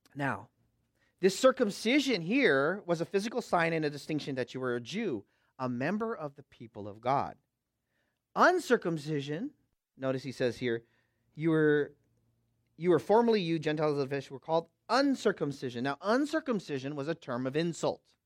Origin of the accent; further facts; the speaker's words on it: Bay Area, West Coast, United States; I'm from the West Coast